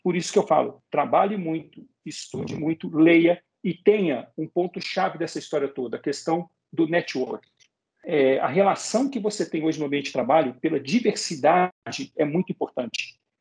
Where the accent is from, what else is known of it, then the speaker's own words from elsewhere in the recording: Belo Horizonte, Minas Gerais, Brazil; Eu sou de Belo Horizonte, Minas Gerais. Lá em Belo Horizonte tem a maior feira de arte e artesanato da América Latina.